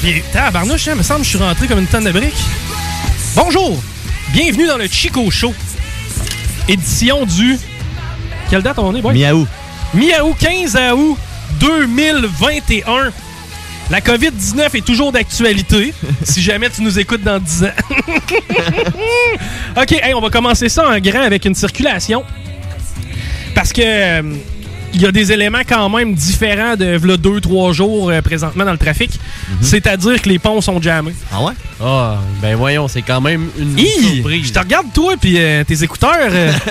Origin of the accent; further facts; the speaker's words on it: Quebec City, Quebec, Canada; je suis de Limoilou.